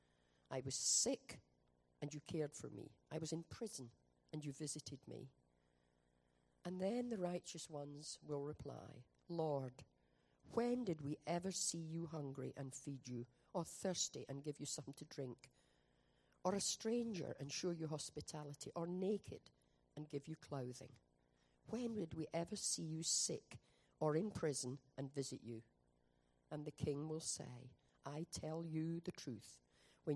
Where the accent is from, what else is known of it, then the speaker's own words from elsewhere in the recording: Scotland, United Kingdom; moved away; We're from Scotland